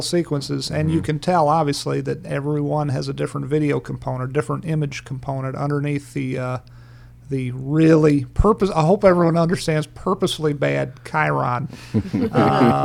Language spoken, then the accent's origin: English; Farmville, Virginia, United States; my friend Angus Wall, I grew up in Farmville, Virginia